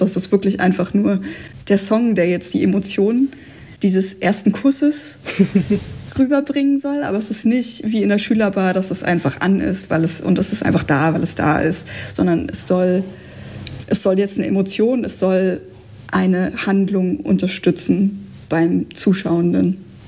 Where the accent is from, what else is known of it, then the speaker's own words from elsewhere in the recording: Eberswalde, Brandenburg, Germany; in Eberswalde, da wo ich herkomme